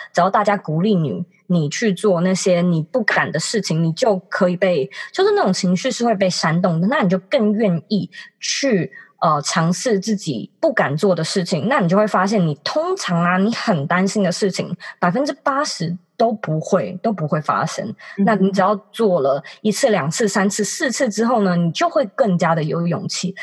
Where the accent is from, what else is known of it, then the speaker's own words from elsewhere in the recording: Taipei, Taiwan; 其实我一直都是住家里，就是我从小到大都是在台北长大，然后因为学校刚好也都超近的，所以我都一直没有机会搬出去自己住